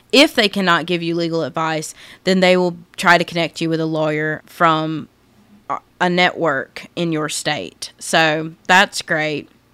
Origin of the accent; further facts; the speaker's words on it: rural South Carolina, United States; I grew up in Podunk, which is my way of saying small town, rural South Carolina